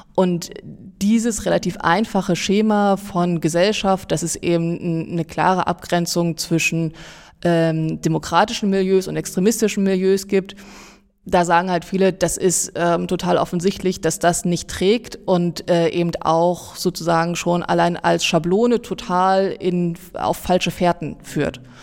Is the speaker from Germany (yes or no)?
yes; Saxony-Anhalt, Germany; moved away as an adult; also born or lived in Jena; Aber ich komme ursprünglich aus Sachsen-Anhalt